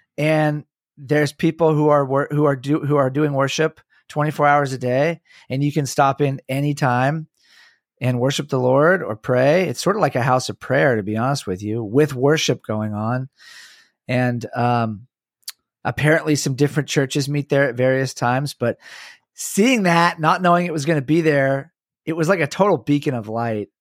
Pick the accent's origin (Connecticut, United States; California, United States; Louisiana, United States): California, United States; San Francisco; San Francisco is almost my hometown